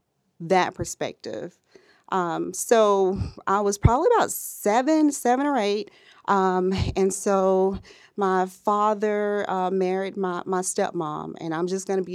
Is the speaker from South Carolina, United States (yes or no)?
no; Birmingham, Alabama, United States; now in Huntsville, United States; So I am originally from Birmingham, Alabama, and I currently reside in Huntsville, Alabama, and I work in the information technology market.